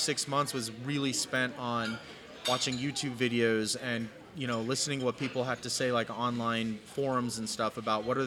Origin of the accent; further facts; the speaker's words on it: San Antonio, Texas, United States; moved away as an adult; I'm born and raised in San Antonio